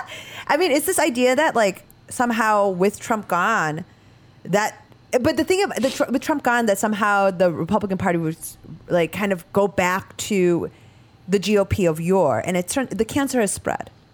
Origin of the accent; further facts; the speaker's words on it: Chicago, Illinois, United States; I'm a Chicagoan in that regard like through and through